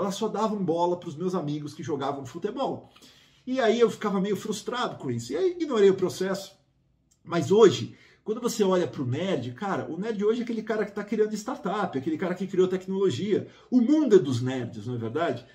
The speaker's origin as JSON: {"language": "Portuguese", "country": "Brazil", "moved": "as an adult", "lives_now": "United States", "said": "o Brasil é minha terra, é o lugar que está minha família"}